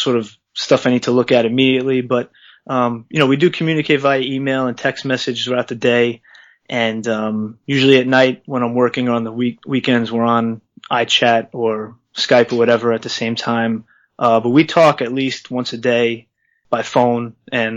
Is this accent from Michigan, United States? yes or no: no; New York, United States; as a New Yorker